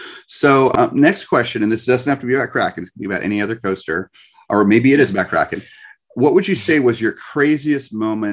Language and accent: English; New Jersey, United States; also born or lived in Long Beach Island, New Jersey; now in New Smyrna Beach, United States; When I was growing up in New Jersey, my parents, we had a condo in Long Beach Island, Beach Haven